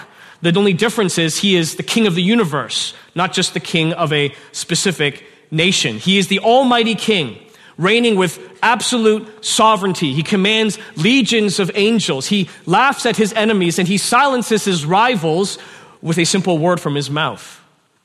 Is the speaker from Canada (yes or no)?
yes; Canada; I'm a Chinese man born in Canada